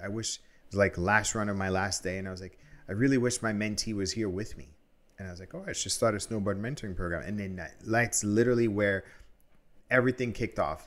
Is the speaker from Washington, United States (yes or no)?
no; New York City, New York, United States; I grew up in New York in the eighties